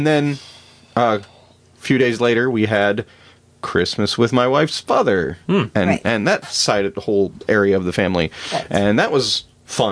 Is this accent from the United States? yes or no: yes; near Mitchell, South Dakota, United States; born or raised there; moved away